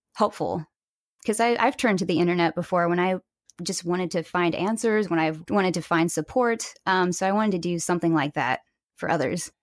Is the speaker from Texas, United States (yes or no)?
no; Springfield, Missouri, United States; now in California, United States; I grew up in Springfield, Missouri, actually, and I now live in California